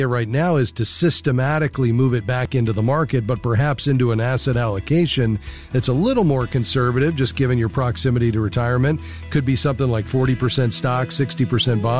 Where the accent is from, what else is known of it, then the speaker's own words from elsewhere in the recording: South Florida, United States; I'm from South Florida